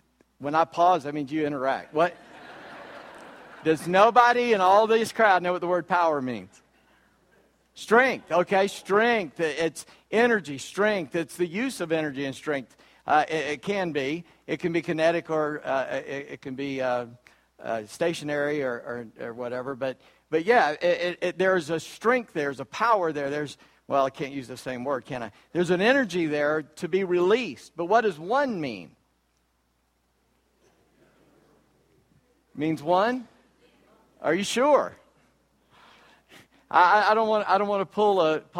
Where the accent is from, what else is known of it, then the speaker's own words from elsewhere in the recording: Charleston, South Carolina, United States; I'm from Charleston, South Carolina